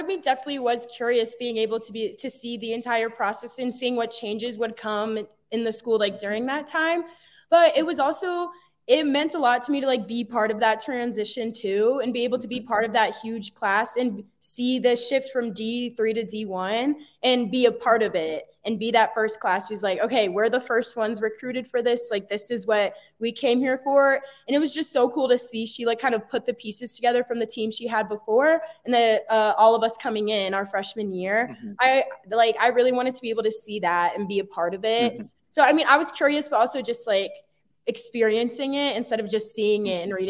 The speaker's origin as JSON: {"language": "English", "region": "Texas", "country": "United States", "said": "So, I mean, I'm originally from Texas and so I was looking at schools kind of down there and in the South."}